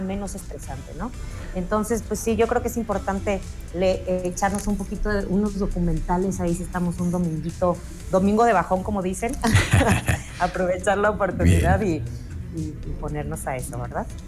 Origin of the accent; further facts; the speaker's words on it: Mexico; como buen mexicano